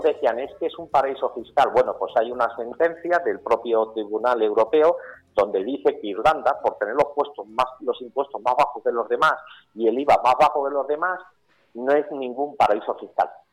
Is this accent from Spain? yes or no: yes; Campo de Criptana, Castilla-La Mancha, Spain; Yo soy nacido en campo de Cristana, o sea, soy manchego